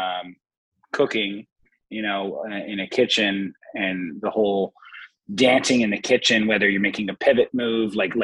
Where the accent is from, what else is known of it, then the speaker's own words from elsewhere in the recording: Los Angeles, California, United States; So I grew up in Los Angeles, California. More specifically, I grew up in Echo Park, Silver Lake kind of area